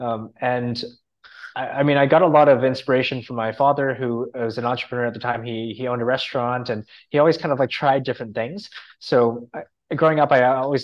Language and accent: English; a city outside of Toronto, Ontario, Canada; I grew up in a city outside of Toronto, like a smaller city outside of Toronto in Canada